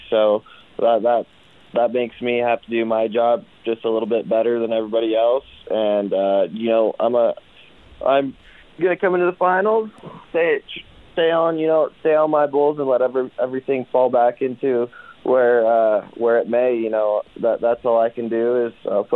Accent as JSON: {"language": "English", "town": "Gordon", "region": "Nebraska", "country": "United States", "said": "I'm from Gordon, Nebraska"}